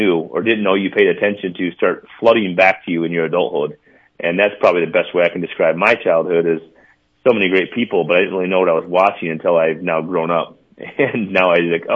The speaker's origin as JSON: {"language": "English", "town": "Mount Vernon", "region": "South Dakota", "country": "United States", "tie": "born or raised there", "moved": "as an adult", "lives_now": "Minnesota, United States", "said": "I'll always be a South Dakotan."}